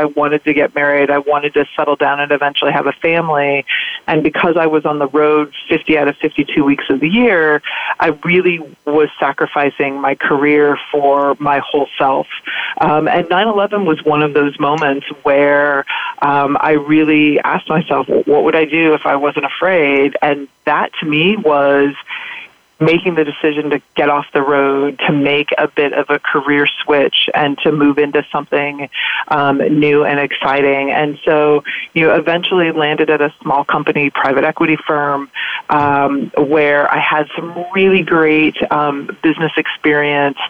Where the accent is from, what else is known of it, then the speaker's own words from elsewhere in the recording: California, United States; moved away as an adult; also born or lived in Ohio / Midwest; I was born in Ohio in the Midwest. I was raised predominantly in California and then moved back to the Midwest